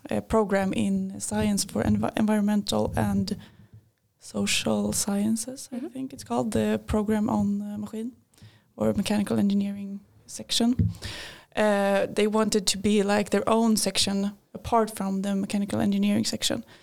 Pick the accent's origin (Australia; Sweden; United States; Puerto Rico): Sweden; Linköping, Östergötland; I work. I go in my second year in mechanical engineering here at LiU University. Uh, I'm from this town. I uh, grew up here. Uh, I'm 25 years old